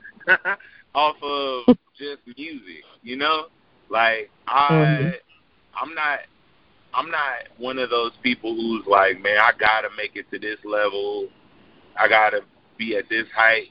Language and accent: English; Chicago, Illinois, United States; I'm from Chicago, Illinois